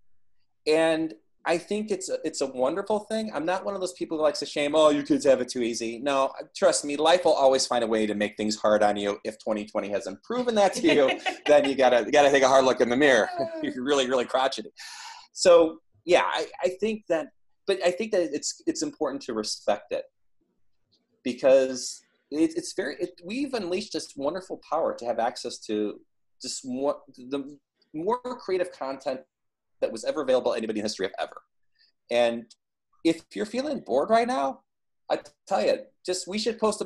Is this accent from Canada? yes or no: no; Midwest, United States; growing up in the Midwest